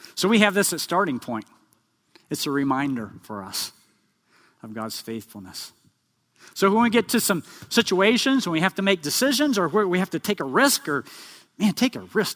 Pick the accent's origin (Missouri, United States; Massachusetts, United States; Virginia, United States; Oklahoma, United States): Oklahoma, United States; we grew up in Oklahoma